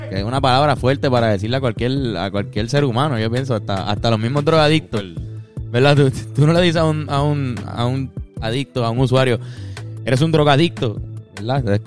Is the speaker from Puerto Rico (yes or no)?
yes; Puerto Rico; año muy importante para la historia de Puerto Rico porque se firma el Tratado de París. En donde nosotros terminamos siendo un territorio americano.